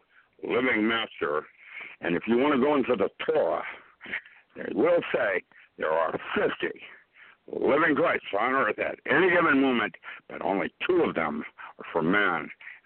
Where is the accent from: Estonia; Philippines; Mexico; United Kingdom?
Philippines; My parents are Indochina theater during the war, and I grew up in the Philippines. That's where I learned how to box.